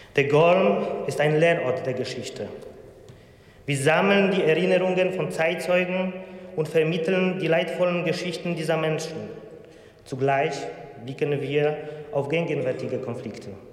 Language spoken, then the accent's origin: German; Warmian-Masurian Voivodeship, Poland; moved away; also born or lived in Usedom; Ich komme aus Masuren in Polen